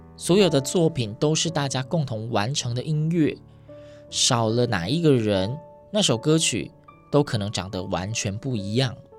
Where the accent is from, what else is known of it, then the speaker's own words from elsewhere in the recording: Yilan County, Taiwan; 我是宜兰人，那时候就读罗东高中